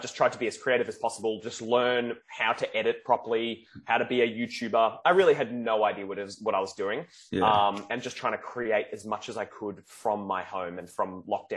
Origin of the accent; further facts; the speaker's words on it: Melbourne, Victoria, Australia; also born or lived in Sydney; I'm from Melbourne, Australia